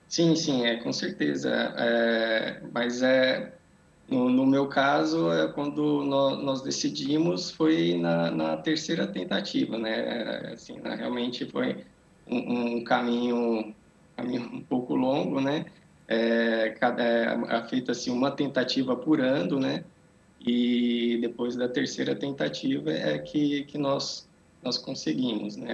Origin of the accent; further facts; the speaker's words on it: Brazil; moved away as an adult; now in Portugal; eu nasci no Brasil, né? Vivi lá até é, 10 anos atrás, né? Que eu mais ou menos que eu mudei para cá.